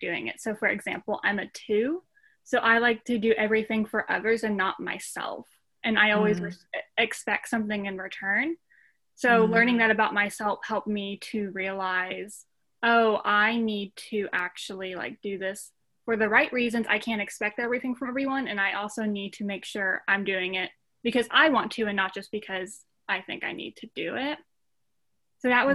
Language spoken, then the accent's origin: English; Cookeville, Tennessee, United States; I'm from Cookeville, Tennessee, which is actually where I'm doing my school now.